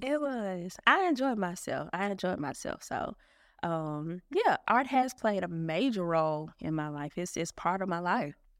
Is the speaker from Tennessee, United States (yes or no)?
yes; Memphis, Tennessee, United States; also born or lived in Philadelphia; I'm from Memphis. I'm from Memphis. I've, uh, spent one year away from Memphis. That was when I was in the ninth grade